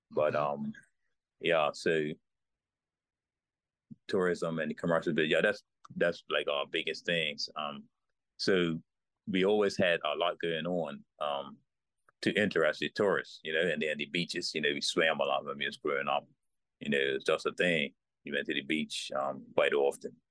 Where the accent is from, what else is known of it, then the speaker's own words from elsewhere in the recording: Bermuda; born in Berea, yeah, in Bermuda. Been so, there all my life.